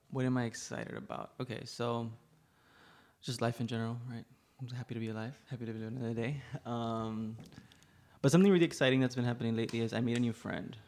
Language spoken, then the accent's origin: English; Laredo, Texas, United States; also born or lived in Rio Grande Valley, Texas / New York; I am born and raised in Laredo, Texas